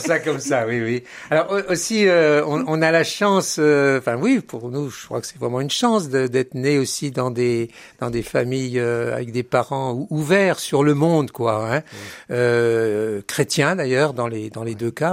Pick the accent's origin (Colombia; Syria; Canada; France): France; Centre-Val de Loire; moved away as an adult; also born or lived in Beauvais, Oise; on est originaire du, du Loiret. On a vécu jusqu'en 1980.